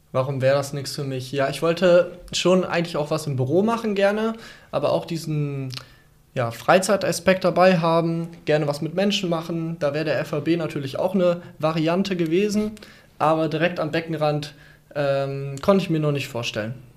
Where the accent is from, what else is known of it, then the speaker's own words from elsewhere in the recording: Dorsten, North Rhine-Westphalia, Germany; ich komme ja aus Dorsten